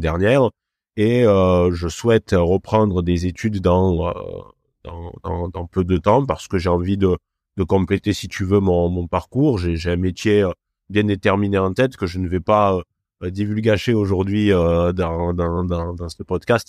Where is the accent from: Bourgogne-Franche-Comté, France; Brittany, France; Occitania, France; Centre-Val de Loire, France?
Occitania, France; Cévennes, north of Montpellier; accent: Cévennes accent; moved away; also born or lived in Lyon; d'où vient mon accent si particulier, ça vient des, des Cévennes donc au nord de Montpellier